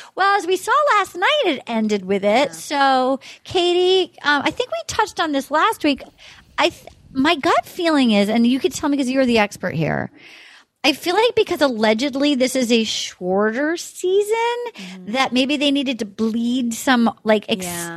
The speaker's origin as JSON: {"language": "English", "town": "Little Compton", "region": "Rhode Island", "country": "United States", "tie": "born or raised there", "moved": "yes", "said": "my hometown, Little Compton, Rhode Island"}